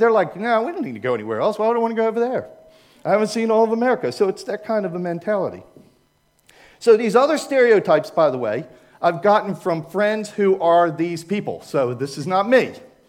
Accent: Maryland, United States; I was raised in Maryland, right in the middle, so I don't have a northern and I don't have a southern accent.

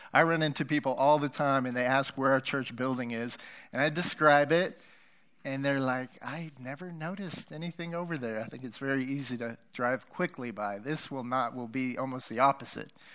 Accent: United States; moved away; And I grew up near Wyoming.

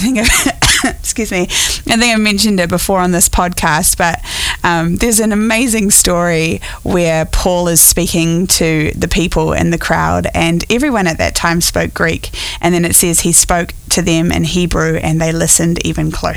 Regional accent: New Zealand; born or raised there; now in United States

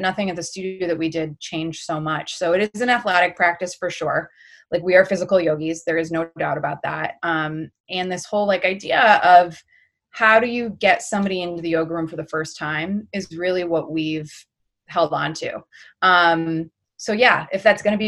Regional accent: Birmingham, Michigan, United States; I grew up in outside of Detroit, in a small town called Birmingham, Michigan

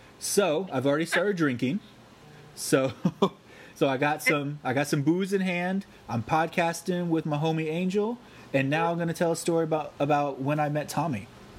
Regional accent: Palm Beach County, Florida, United States; we grew up in Palm Beach County

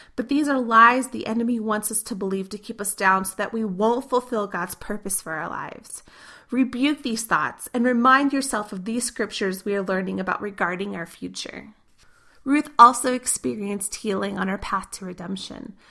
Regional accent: Missouri, United States; moved away; My parents still live in the three-story house I grew up in Missouri

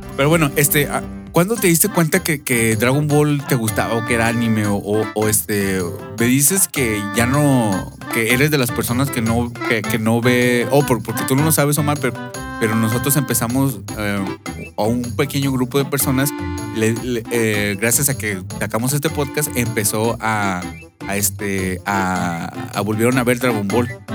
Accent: Monterrey, Nuevo León, Mexico; nosotros somos de Monterrey, eh, crecidos y, nacidos y crecidos

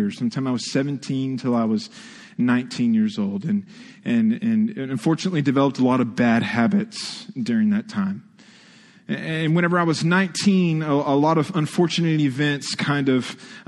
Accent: Texas, United States; now in Ohio, United States; I was born and raised in Texas.

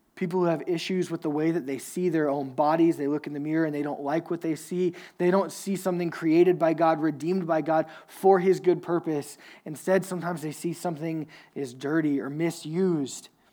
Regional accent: Louisiana, United States; I'm from Louisiana, so I went to this small Southern Baptist, like, super, super conservative church

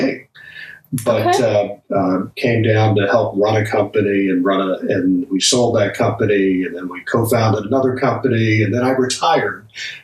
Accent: Manila, Metro Manila, Philippines; And ended up growing up in Manila.

